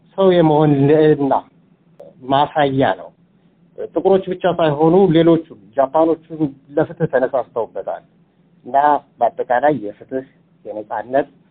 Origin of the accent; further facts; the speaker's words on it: Ethiopia; now in Adelaide, Australia; እንደ ኢትዮጵያዊ